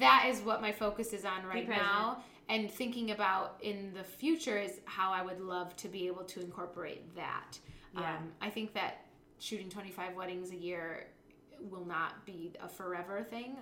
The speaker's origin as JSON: {"language": "English", "town": "Grand Haven", "region": "Michigan", "country": "United States", "tie": "born or raised there", "said": "I grew up in Grand Haven"}